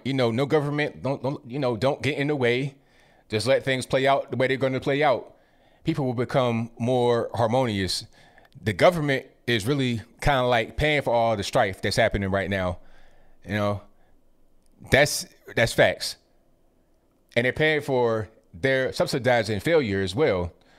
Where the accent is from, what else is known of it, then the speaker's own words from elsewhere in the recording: Rand, West Virginia, United States; born there; I was born in West Virginia and Rand University, Rand, West Virginia, right outside of Charleston.